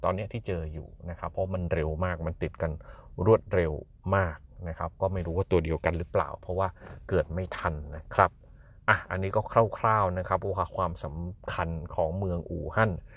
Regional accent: Thailand

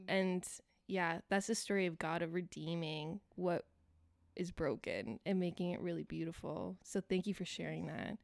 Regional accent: Elmira, Ontario, Canada; I grew up in Elmira

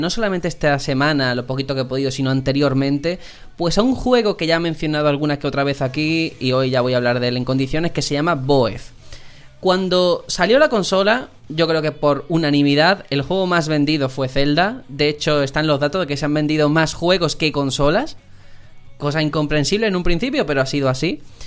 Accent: Algeciras, Andalusia, Spain; moved away; mi tierra, Algeciras

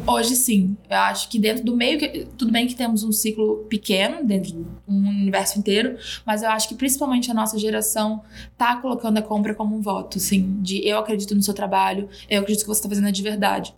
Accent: Rio de Janeiro, Brazil; moved away as an adult; also born or lived in Belém, Pará; now in São Paulo, Brazil; Eu nasci em Belém do Pará, mas eu fui criada no Rio de Janeiro e moro há seis anos em São Paulo.

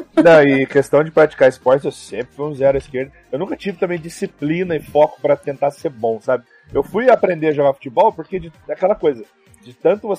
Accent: Brazil; Eu, como brasileiro, né, como brasileirinho

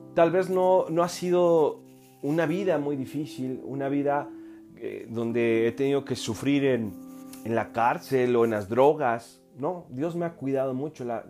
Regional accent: Mexico; yo soy mexicano

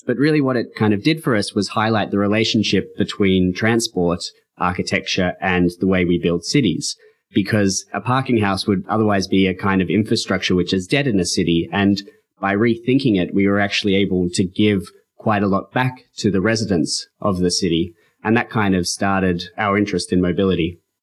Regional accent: Sydney, New South Wales, Australia; moved away; also born or lived in Saudi Arabia / Copenhagen / United States; I, I grew up in Australia um, in kind of a fringe part of Sydney.

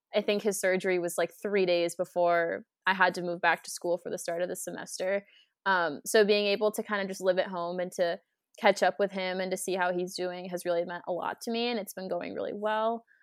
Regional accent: Cape Cod, Massachusetts, United States; also born or lived in Plymouth, Massachusetts / Amherst, Massachusetts; I grew up on the Cape

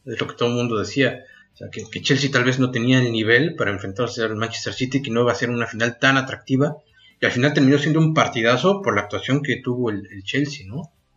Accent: Mexico; nosotros como mexicanos

